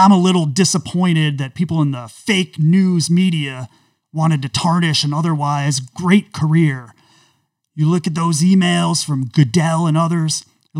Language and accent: English; United States; You know, folks, when I grew up in America, we didn't talk about race in this way.